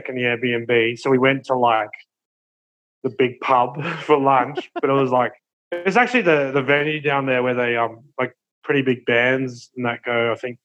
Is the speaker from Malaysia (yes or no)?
no; Brisbane, Queensland, Australia; growing up in Brizzy